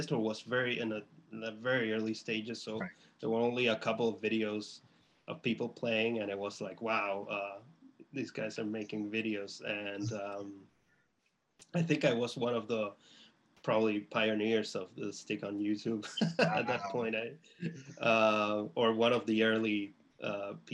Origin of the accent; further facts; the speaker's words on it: Chile; now in Boston, United States; I'm from Chile